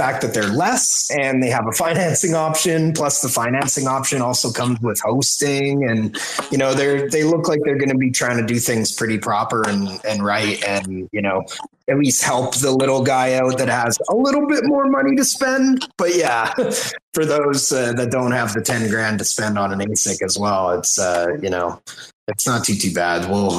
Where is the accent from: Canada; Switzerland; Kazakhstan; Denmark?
Canada; I'm Canadian.